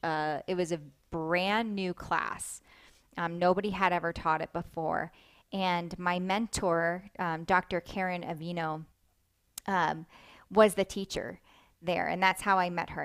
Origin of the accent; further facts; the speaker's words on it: Delaware, United States; I grew up in Delaware